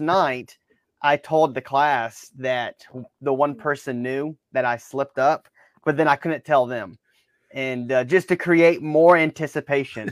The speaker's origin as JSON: {"language": "English", "town": "Baton Rouge", "region": "Louisiana", "country": "United States", "tie": "born or raised there", "also_born_or_lived": "Alabama", "moved": "yes", "said": "growing up in Baton Rouge"}